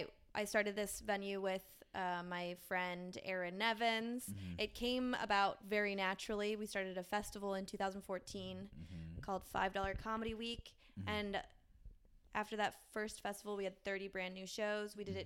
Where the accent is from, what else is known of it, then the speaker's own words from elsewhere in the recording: Philadelphia, Pennsylvania, United States; I hail from Philly.